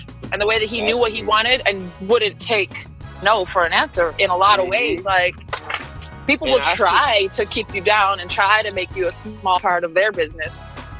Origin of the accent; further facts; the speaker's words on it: New Orleans, Louisiana, United States; I'm from New Orleans, or I claim New Orleans. I'm from all over